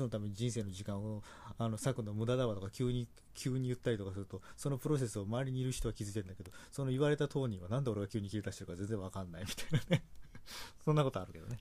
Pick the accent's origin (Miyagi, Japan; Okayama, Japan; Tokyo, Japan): Tokyo, Japan; 僕東京出身でしてね